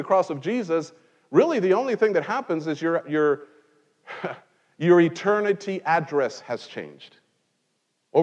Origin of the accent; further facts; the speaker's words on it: Mexico; now in United States; in Mexico, I grew up in Mexico